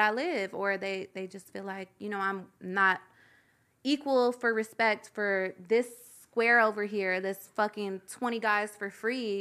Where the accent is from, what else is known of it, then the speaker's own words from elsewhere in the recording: Louisville, Kentucky, United States; In Kentucky. I'm from Louisville, Kentucky